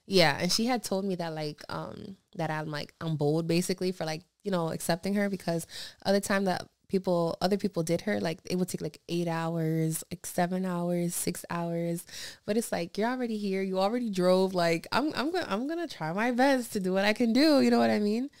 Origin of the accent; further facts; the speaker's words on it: Pennsylvania, United States; moved away; when I travel to Pennsylvania to my hometown